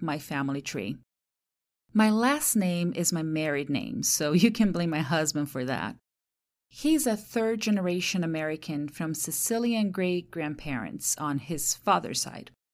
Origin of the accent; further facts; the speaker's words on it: Santos, São Paulo, Brazil; first language Portuguese; English is a second language; now in United States; my hometown, Santos, in the state of São Paulo